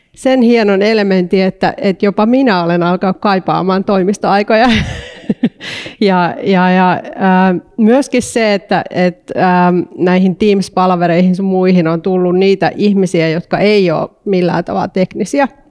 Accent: Eastern Finland, Finland; also born or lived in Porvoo, Finland; now in Helsinki, Finland; mä oon Itä-Suomesta kotoisin

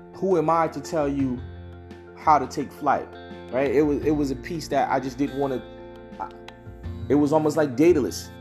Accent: United States; First generation African American

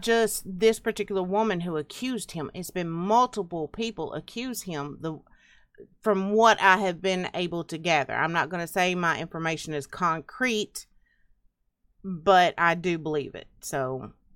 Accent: Tennessee and Alabama, United States; I grew up around Tennessee and Alabama

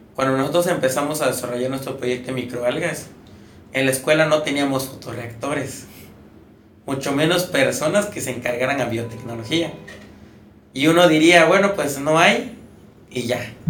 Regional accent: Campeche, Mexico; moved away as an adult; now in Puebla, Mexico; por ser campechano

